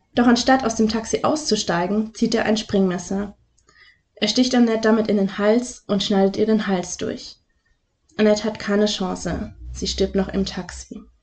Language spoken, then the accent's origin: German; Lake Constance area, Baden-Württemberg, Germany; aus meiner Heimat